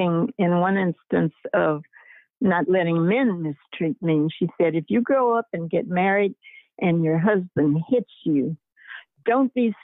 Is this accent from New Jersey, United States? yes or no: no; Chicago, Illinois, United States; moved away; also born or lived in Tennessee; I grew up in Chicago, which was segregated